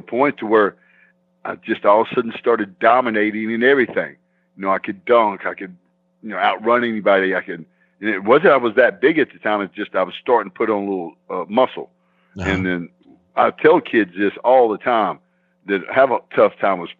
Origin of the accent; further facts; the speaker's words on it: Arkansas, United States; I was brought up here in Arkansas